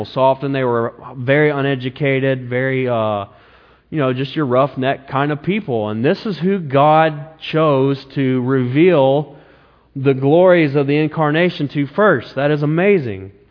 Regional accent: the South, United States; You know, I came from the South, the Bible Belt.

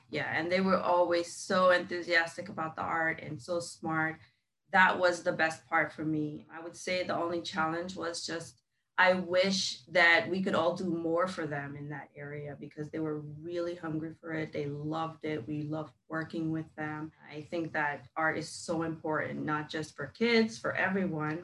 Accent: New York City, New York, United States; moved away as an adult; also born or lived in Jamaica; now in Orlando, United States; So I mostly grew up in New York

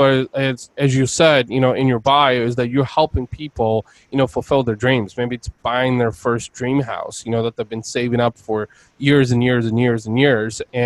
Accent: Bulgaria; now in United States; I'm originally from Eastern Europe. I was born in Bulgaria, and my family immigrated here over 25 years ago

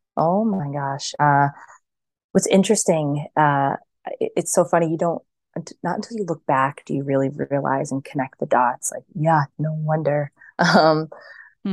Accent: right outside of Boston, Massachusetts, United States; I grew up like right outside of Boston

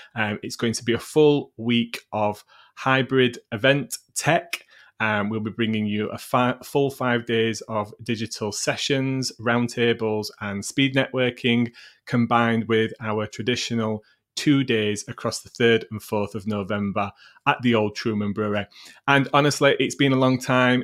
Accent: Sheffield, Yorkshire and the Humber, United Kingdom; Sheffield, which is my hometown

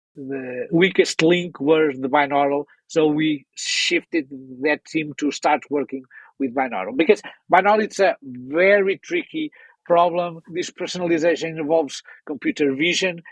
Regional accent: Portugal; I'm someone coming from Portugal

